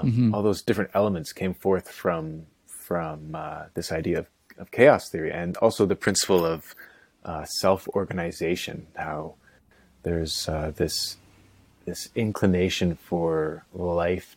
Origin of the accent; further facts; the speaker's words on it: North Vancouver, British Columbia, Canada; also born or lived in Nelson, British Columbia / Kootenays; born in Vancouver, first of four, and brought up in North Van. Pretty staunch Catholic upbringing. I went to a Catholic school for grades 5, 6, and 7. And then after that, my folks, thank God, moved to the Kootenays